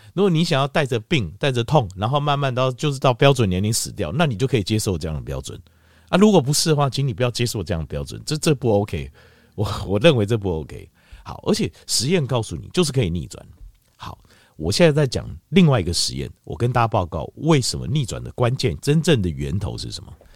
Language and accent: Chinese; Taiwan; 你看像是我们台湾什么苦都吃过。